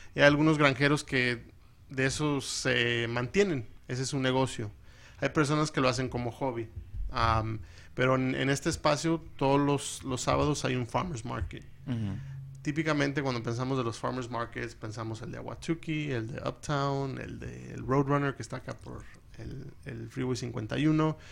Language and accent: Spanish; California, United States; now in Phoenix, United States; soy de California, de papás mexicanos